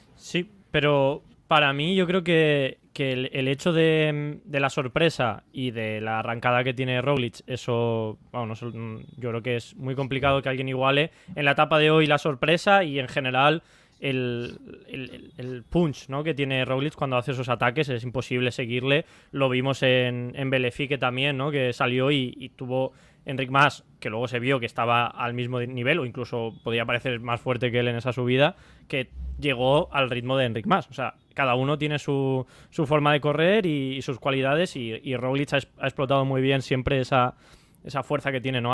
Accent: Spain; aquí en España

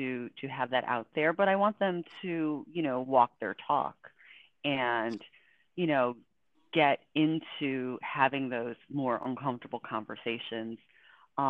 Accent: Buffalo, New York, United States; I grew up in Buffalo, New York

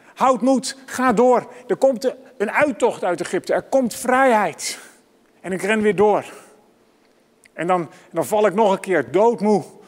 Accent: Amsterdam, North Holland, Netherlands; voor mij als Amsterdammer

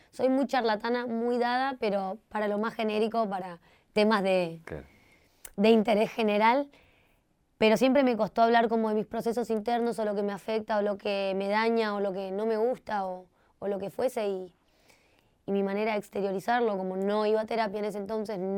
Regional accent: Costa Rica; moved away; Viví con ella, bueno, desde que me vine de Costa Rica

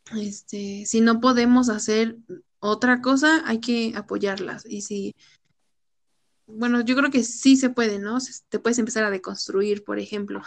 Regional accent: Mexico; somos mexicanas

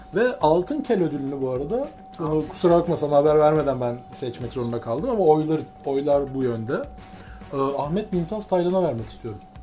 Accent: Constanța, Constanța County, Romania; ben Köstenceliyim

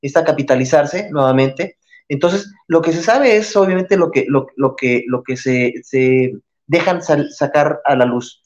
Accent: Mexico; yo mucha honra digo, soy mexicano

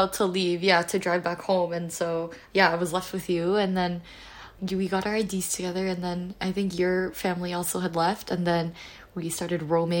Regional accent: Toronto, Ontario, Canada; moved away as an adult; also born or lived in Montreal; I am from Toronto, Ontario.

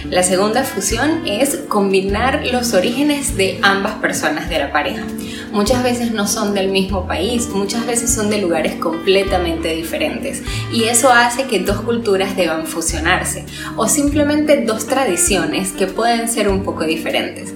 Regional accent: Venezuela; moved away; Como venezolana tengo la mayoría de mis familiares y amigos

